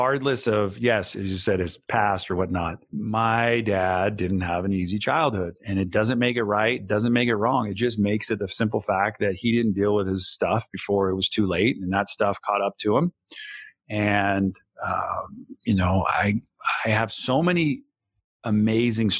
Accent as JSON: {"language": "English", "area": "Bay Area", "region": "California", "country": "United States", "tie": "born or raised there", "said": "I grew up in the Bay Area"}